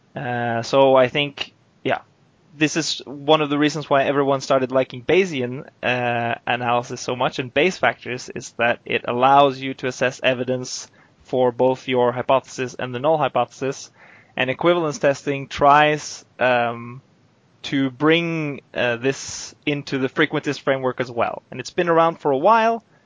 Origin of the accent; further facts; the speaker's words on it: Oslo, Norway; moved away as an adult; now in Eindhoven, Netherlands; I'm basically from Oslo.